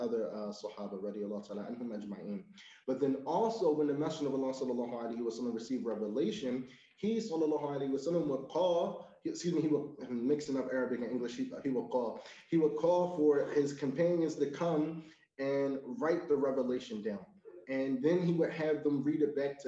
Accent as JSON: {"language": "English", "country": "United States", "said": "as an American"}